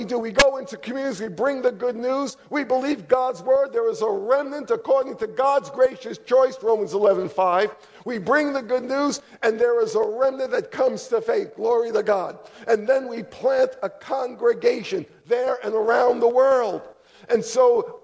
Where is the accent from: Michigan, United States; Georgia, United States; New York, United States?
New York, United States; now in Charlotte, United States; I grew up in New York, but I repented all the way down to Charlotte